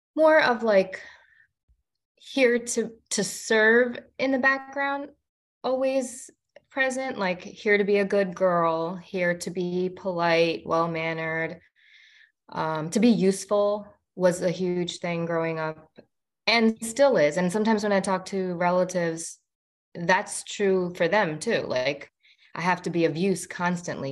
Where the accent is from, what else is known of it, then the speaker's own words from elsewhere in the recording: India; I am an Indian woman in my 30s